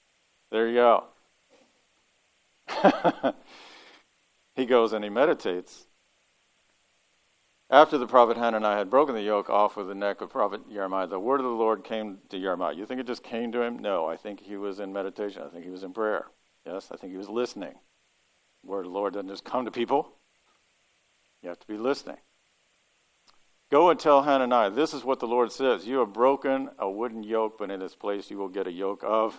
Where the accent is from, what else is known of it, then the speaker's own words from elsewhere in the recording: Kentucky, United States; now in Ohio, United States; I'm from Kentucky